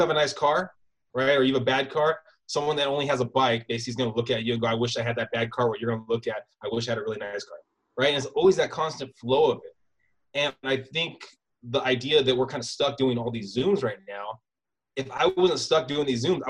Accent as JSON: {"language": "English", "town": "San Diego", "region": "California", "country": "United States", "tie": "born there", "said": "I was born in San Diego, moved around a lot."}